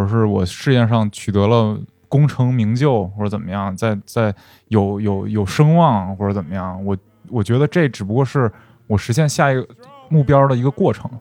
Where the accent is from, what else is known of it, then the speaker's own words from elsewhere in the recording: Northeast China, China; moved away; 因为我是东北人嘛